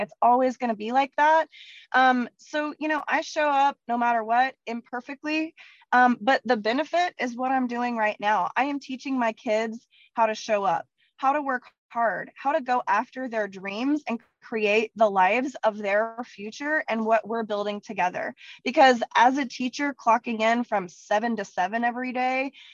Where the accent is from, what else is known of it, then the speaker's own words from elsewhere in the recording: Texas, United States; I'm from Texas